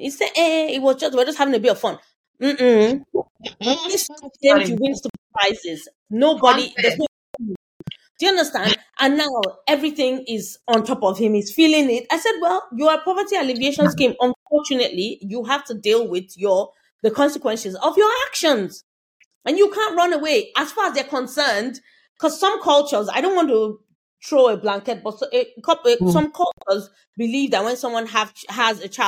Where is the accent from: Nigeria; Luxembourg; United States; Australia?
Nigeria; moved away; I'm talking as a Nigerian